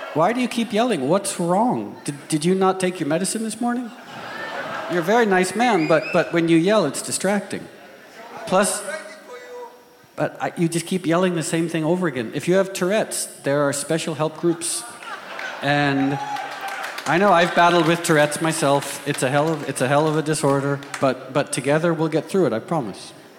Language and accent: English; United States; I was from the United States